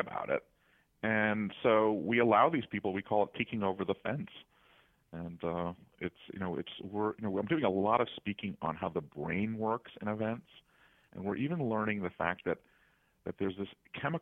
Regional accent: Washington, District of Columbia, United States; I'm from Washington, D.C.

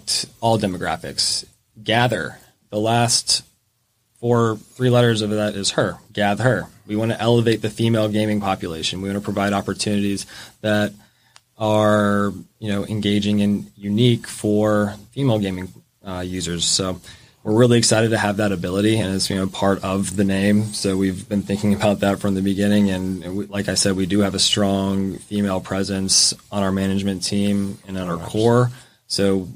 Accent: the South, United States; I am a Southerner at heart

